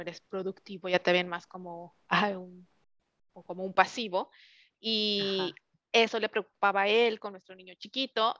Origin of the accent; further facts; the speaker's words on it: Mexico City, Mexico; moved away as an adult; also born or lived in Querétaro; now in California, United States; soy 100% chilanga. Primero emigré a Querétaro hace ya 12 años